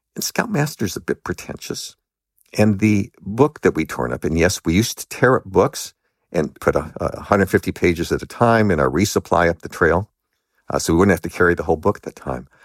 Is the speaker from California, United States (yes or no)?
yes; Los Angeles, California, United States; I grew up in Los Angeles